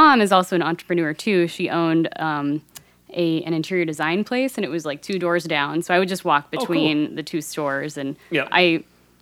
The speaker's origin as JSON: {"language": "English", "town": "Lincoln", "region": "Nebraska", "country": "United States", "tie": "born or raised there", "said": "I'm from Lincoln"}